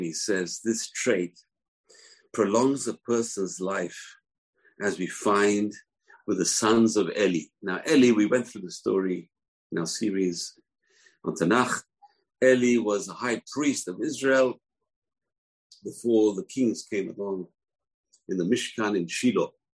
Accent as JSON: {"language": "English", "region": "London", "country": "United Kingdom", "tie": "born or raised there", "said": "When I was growing up in London"}